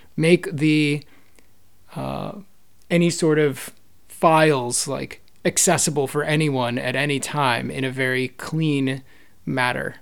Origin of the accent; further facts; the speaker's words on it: East Coast, United States; moved away as an adult; also born or lived in New York; now in San Francisco Bay Area, United States; I grew up on the East Coast and, uh, lived in New York for a while